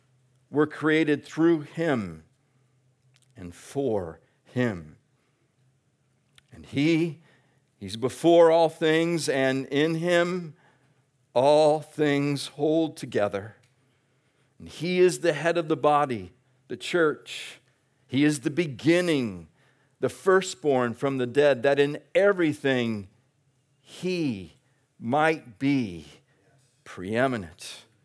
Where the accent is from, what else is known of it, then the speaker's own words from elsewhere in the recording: Australia; It's a great thing to be a part of as an Australian.